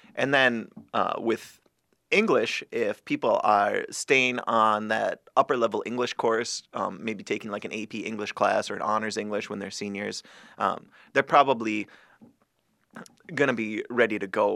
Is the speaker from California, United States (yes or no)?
no; Greater Minnesota, United States; the Democrats from like my hometown, mm-hmm. right, it was basically um, the teachers and some of the farmers